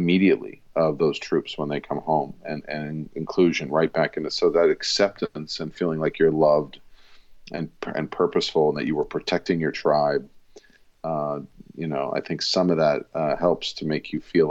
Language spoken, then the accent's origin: English; Rockville Centre, New York, United States; I'm born in the city, but raised in Rockville Center, which is a suburb